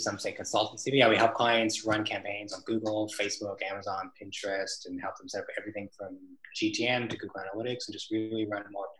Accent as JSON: {"language": "English", "town": "Toronto", "region": "Ontario", "country": "Canada", "also_born_or_lived": "Melbourne, Australia / Sydney, Australia / London, United Kingdom", "moved": "as an adult", "lives_now": "Vancouver, Canada", "said": "I'm Canadian, so I've also lived in North America. From Toronto, I live in Vancouver now."}